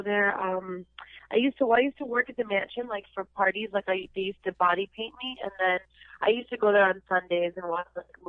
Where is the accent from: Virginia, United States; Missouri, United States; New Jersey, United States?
New Jersey, United States; also born or lived in Cherry Hill, New Jersey / Voorhees, New Jersey / Wayne, New Jersey; I was born in Cherry Hill, but then, you know, when I was little, we moved, like, you know, I lived in Voorhees, I lived in Cherry Hill, okay. I lived in North Jersey